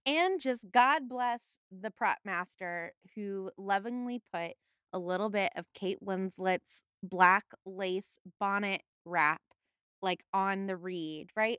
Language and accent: English; Los Angeles, California, United States; I'm from the San Fernando Valley